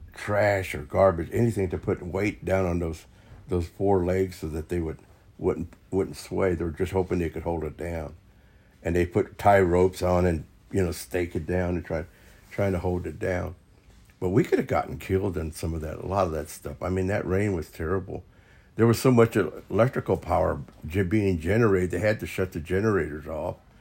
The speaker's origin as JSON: {"language": "English", "town": "Topeka", "region": "Kansas", "country": "United States", "said": "I was from Topeka, Kansas"}